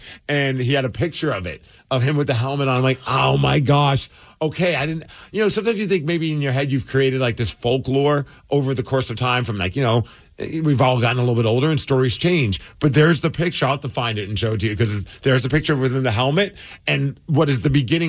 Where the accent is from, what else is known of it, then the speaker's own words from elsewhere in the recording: Minnesota, United States; We grew up in Minnesota.